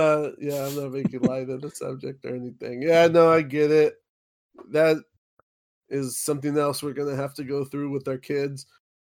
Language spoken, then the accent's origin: English; South Gate, California, United States; I grew up in Southgate.